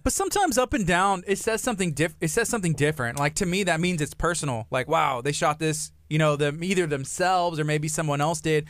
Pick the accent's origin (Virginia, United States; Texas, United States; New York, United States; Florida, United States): Texas, United States; La Marque; I was raised in Lamarck